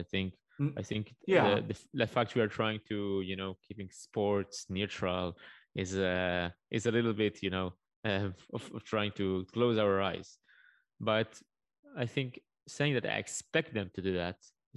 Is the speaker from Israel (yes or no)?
yes; Israel; I come from Israel. Life is not always easy over here